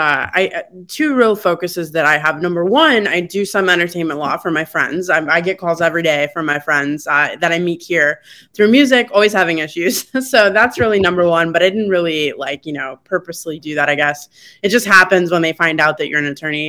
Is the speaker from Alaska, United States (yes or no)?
no; Syracuse, New York, United States; moved away; I'm so proud to be from Syracuse